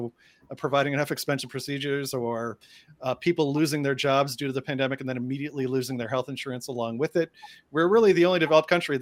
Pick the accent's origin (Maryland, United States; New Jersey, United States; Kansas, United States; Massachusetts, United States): Massachusetts, United States; Boston; one Bostonian to another sister Bostonian